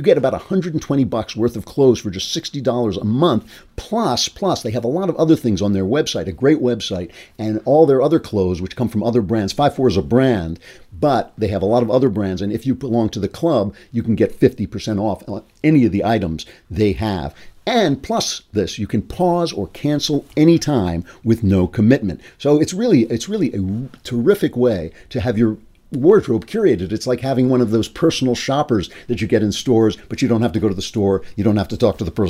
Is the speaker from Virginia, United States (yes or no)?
no; New York, United States; as a New Yorker